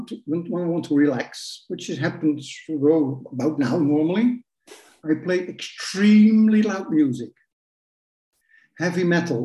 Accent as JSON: {"language": "English", "region": "east of the Netherlands", "country": "Netherlands", "tie": "born or raised there", "said": "I did grow up in the east of the Netherlands, not far from the German border, in small towns"}